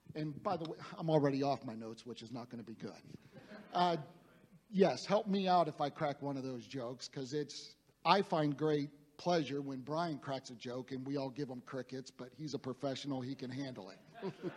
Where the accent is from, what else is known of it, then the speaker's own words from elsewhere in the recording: Youngstown, Ohio, United States; I grew up in Northeast Ohio in the Youngstown area, uh, very blue collar.